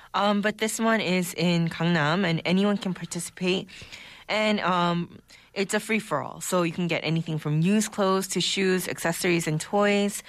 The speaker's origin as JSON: {"language": "English", "country": "United States", "tie": "born or raised there", "moved": "yes", "lives_now": "Seoul, South Korea", "said": "growing up in the States"}